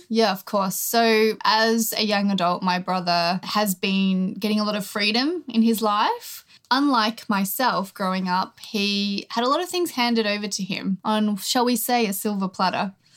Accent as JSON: {"language": "English", "country": "Australia", "tie": "born or raised there"}